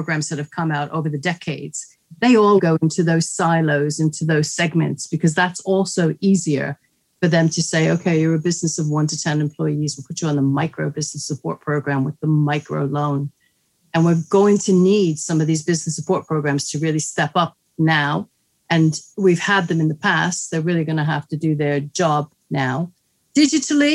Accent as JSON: {"language": "English", "region": "New York", "country": "United States", "moved": "yes", "said": "I'm from New York, although my dad was Italian"}